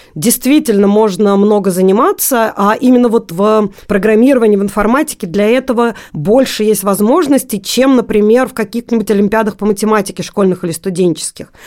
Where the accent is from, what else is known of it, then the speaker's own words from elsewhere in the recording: Magnitogorsk, Chelyabinsk Oblast, Russia; moved away as an adult; now in Moscow, Russia; Я из Магнитогорска, Челябинской области